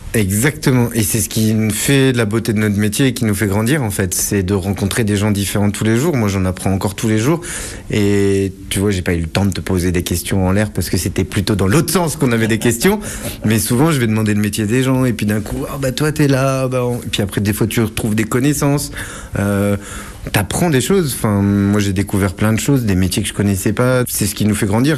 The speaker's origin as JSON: {"language": "French", "town": "Saint-Lô", "region": "Normandy", "country": "France", "tie": "born or raised there", "said": "Je suis né en Normandie, à Saint-Lô"}